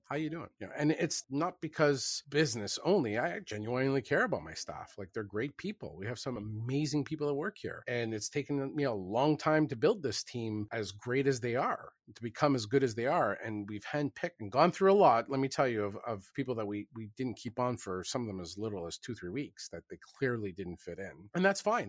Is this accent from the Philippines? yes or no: no; Canada; I am Canadian